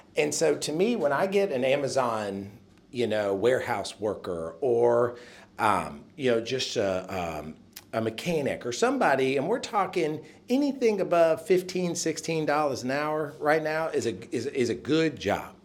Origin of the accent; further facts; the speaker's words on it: Nashville, Tennessee, United States; I am from Nashville